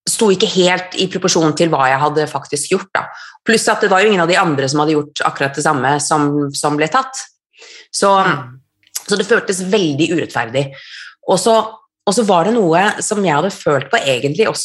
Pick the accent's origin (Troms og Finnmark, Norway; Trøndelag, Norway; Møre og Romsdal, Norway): Troms og Finnmark, Norway; Kautokeino; also born or lived in Trondheim / Kirkenes / Drammen / Oslo; Jeg er, jeg er norsk, jeg er født og oppvokst i Norge. Um, og alltid vært litt sånn rotløs og bodd veldig mange forskjellige steder. Født i Kautokeino, bodde i Trondheim, Kirkenes, Drammen, Oslo, Bergen.